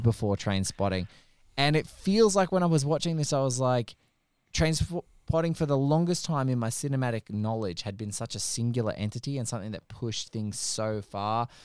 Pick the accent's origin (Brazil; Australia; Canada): Australia; as an Aussie